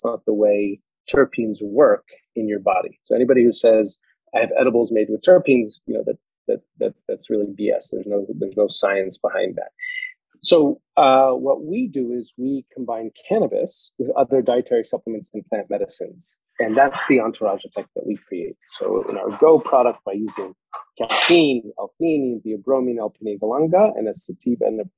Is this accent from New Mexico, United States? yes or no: no; New York, United States; moved away as an adult; also born or lived in Colorado; I'm a New Yorker